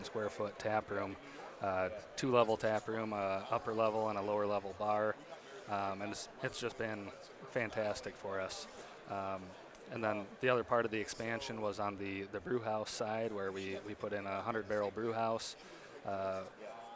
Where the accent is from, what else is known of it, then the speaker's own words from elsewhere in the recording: West Union, Iowa, United States; I'm originally from West Union, Iowa, so about 30 miles south of Decorah